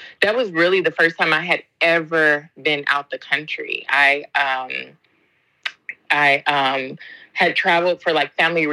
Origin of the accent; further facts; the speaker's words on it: Southern California, United States; moved away as an adult; also born or lived in Spain / England; now in Japan; I'm from California, originally from Southern California. So grew up there